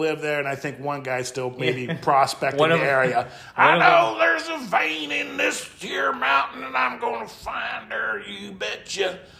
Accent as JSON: {"language": "English", "region": "Midwest", "country": "United States", "tie": "born or raised there", "moved": "yes", "lives_now": "Colorado, United States", "said": "I grew up in the Midwest."}